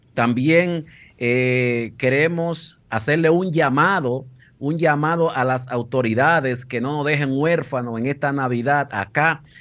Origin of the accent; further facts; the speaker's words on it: Dominican Republic; now in Madrid, Spain; somos dominicanos